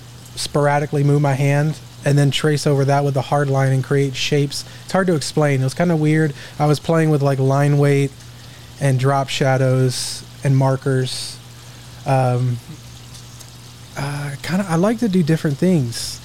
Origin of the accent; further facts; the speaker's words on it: Duncanville, Texas, United States; also born or lived in Midlothian, Texas / Dallas, Texas; I grew up in Duncanville, Texas